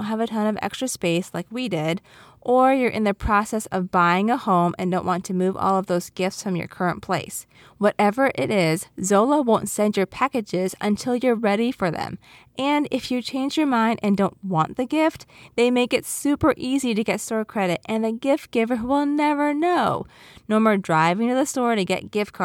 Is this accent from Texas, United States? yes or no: no; New York, United States; I'm from New York